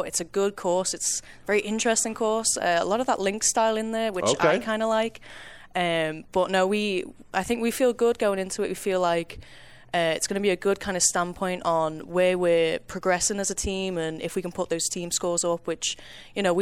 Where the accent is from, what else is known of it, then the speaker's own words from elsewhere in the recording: Golf Coast of England, Northwest, North West England, United Kingdom; moved away as an adult; now in Kansas, United States; I am from the Gulf Coast of England.